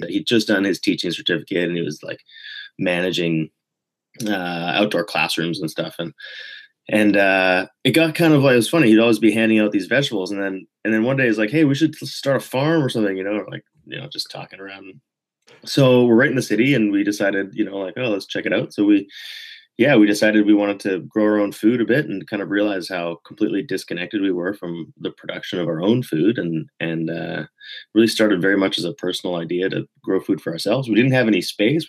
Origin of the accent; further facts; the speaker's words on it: Vancouver, British Columbia, Canada; also born or lived in Quebec; I grew up in Vancouver in British Columbia, but I traveled a lot as a kid. My parents moved around really a lot.